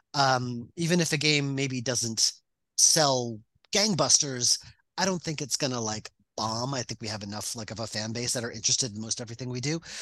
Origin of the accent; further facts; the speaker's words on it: Long Island, New York, United States; I grew up on Long Island.